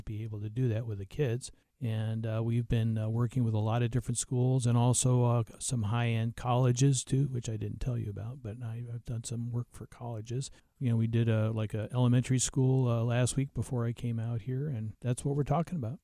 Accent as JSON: {"language": "English", "region": "New Mexico", "country": "United States", "said": "I'm from New Mexico, so I, I work, uh, in the Southwest"}